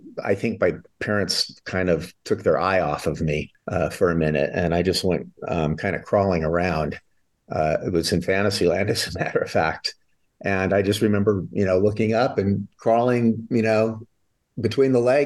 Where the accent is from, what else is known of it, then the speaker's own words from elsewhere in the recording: Southern California, United States; growing up in Southern California